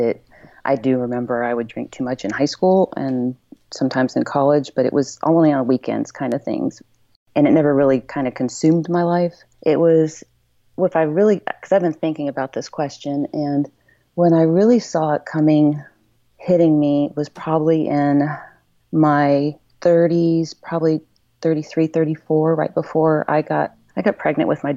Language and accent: English; Franklin, Tennessee, United States; I'm from Franklin, Tennessee